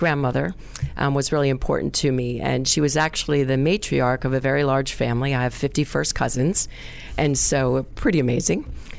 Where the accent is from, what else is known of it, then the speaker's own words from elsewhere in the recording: New York City, New York, United States; I grew up in Middle Village, Queens, New York, just outside of Manhattan.